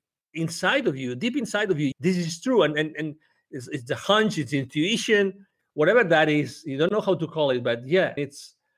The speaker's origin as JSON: {"language": "English", "area": "close to Barcelona", "region": "Catalonia", "country": "Spain", "tie": "born or raised there", "also_born_or_lived": "United Kingdom / Mexico", "second_language": "English", "moved": "as an adult", "said": "born close to Barcelona in Spain"}